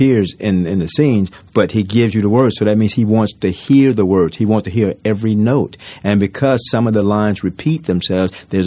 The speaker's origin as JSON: {"language": "English", "town": "Tallahassee", "region": "Florida", "country": "United States", "tie": "born or raised there", "also_born_or_lived": "New York", "moved": "yes", "said": "I grew up very poor in Tallahassee, Florida."}